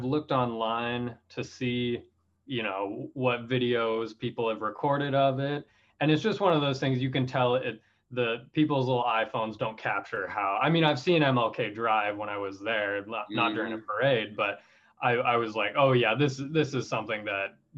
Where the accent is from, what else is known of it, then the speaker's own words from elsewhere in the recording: Richland, Washington, United States; moved away as an adult; now in Portland, United States; I grew up in Washington, but I've lived in Portland through college and on into current times